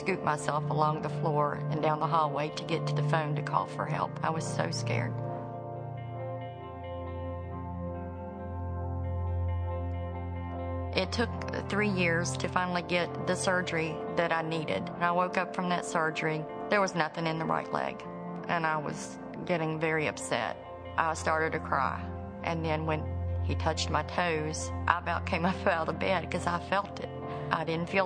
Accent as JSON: {"language": "English", "region": "West Virginia", "country": "United States", "tie": "born or raised there", "said": "I grew up in West Virginia with a large family."}